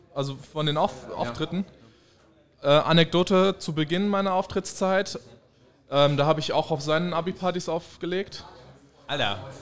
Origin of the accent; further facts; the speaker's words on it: Spain; ich bin Spanier